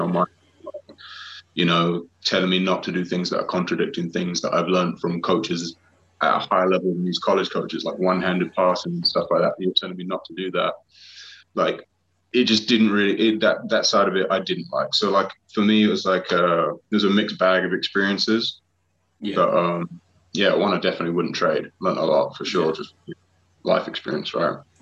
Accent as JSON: {"language": "English", "town": "Harlow", "region": "East of England", "country": "United Kingdom", "tie": "born or raised there", "said": "from my hometown in Harlow"}